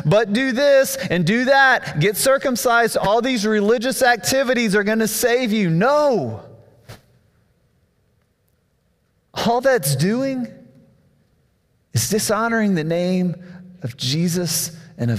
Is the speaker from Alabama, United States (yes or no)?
yes; South Alabama, United States; I grew up in South Alabama